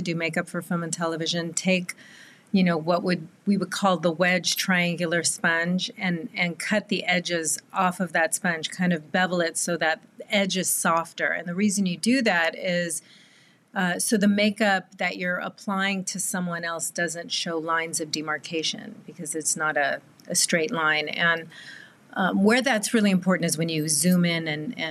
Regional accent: Southern California, United States; born and raised in Southern California

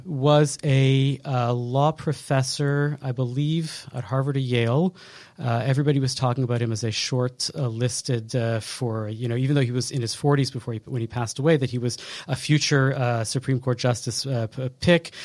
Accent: Montreal, Quebec, Canada; us Montrealers

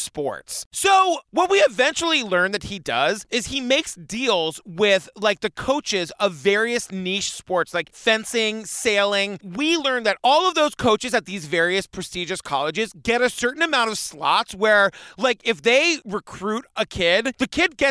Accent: Cape Cod, Massachusetts, United States; I grew up on Cape Cod

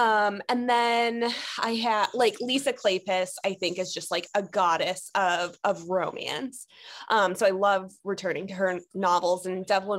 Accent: Cleveland, Ohio, United States; moved away; I'm from Cleveland originally.

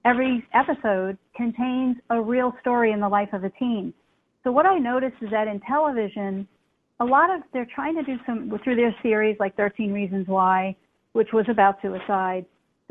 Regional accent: New York City, New York, United States; moved away; I'm from New York City, and I was back in New York City for a while.

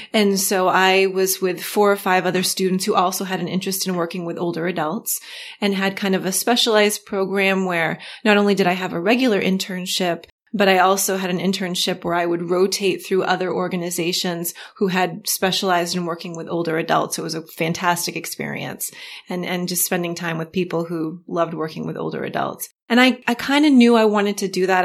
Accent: Augusta, Maine, United States; I'm from Augusta, Augusta, Maine

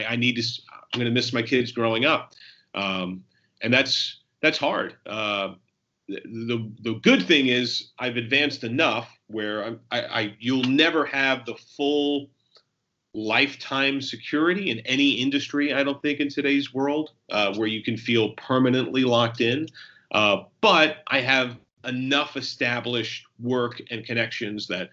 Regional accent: New Jersey, United States; also born or lived in New York; I was born in New York, raised in New Jersey.

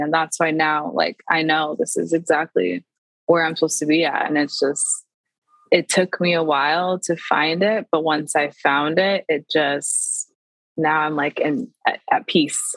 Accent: Tacoma, Washington, United States; now in Seattle, United States; I am from Tacoma, Washington, which is like 45 minutes south of Seattle.

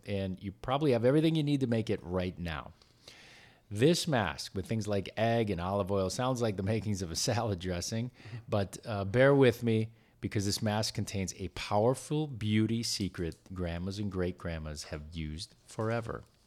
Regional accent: Wisconsin, United States; now in California, United States; I grew up in it in Wisconsin

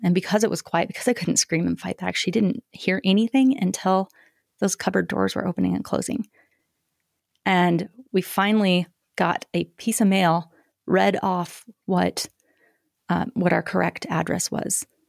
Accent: Greeley, Colorado, United States; grew up in Greeley, Colorado

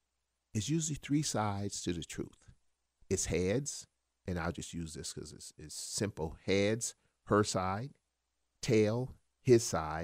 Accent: South Carolina, United States; because South Carolina is real good at this, and I came from South Carolina, trust me

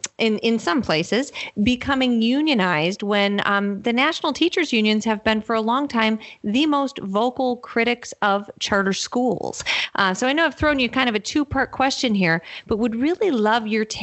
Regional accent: Massachusetts, United States; here in my home state of Massachusetts.

